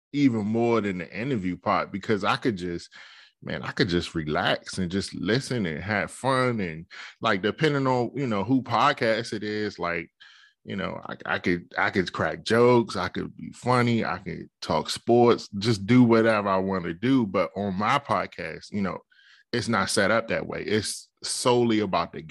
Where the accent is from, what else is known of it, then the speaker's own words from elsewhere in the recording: Capitol Heights, Maryland, United States; I'm from Capitol Heights, Maryland.